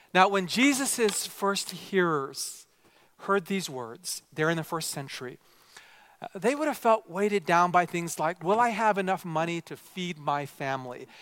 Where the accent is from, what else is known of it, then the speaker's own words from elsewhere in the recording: Vancouver, British Columbia, Canada; also born or lived in Japan; I was raised primarily here in Canada